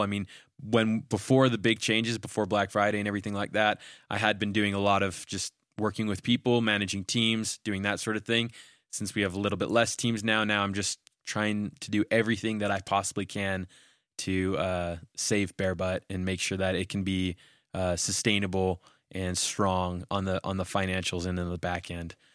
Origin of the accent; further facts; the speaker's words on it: Canada; moved away as an adult; also born or lived in Utah; I'm a Canadian citizen, but at the time, I only had a visa to attend school